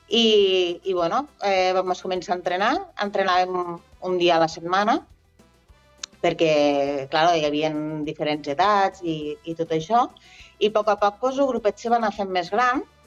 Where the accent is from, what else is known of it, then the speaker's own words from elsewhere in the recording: Ebro Delta, Catalonia, Spain; jo sóc del Delta de l'Ebre